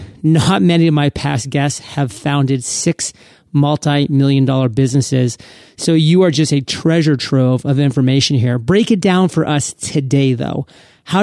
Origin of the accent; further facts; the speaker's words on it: Maine, United States; I mean, I'm from the Northeast as well, Maine.